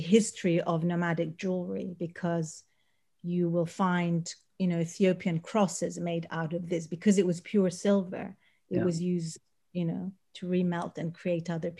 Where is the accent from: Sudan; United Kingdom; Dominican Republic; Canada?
Sudan; moved away; also born or lived in Eritrea; I was born in Eritrea, grew up in Sudan, for many years lived there.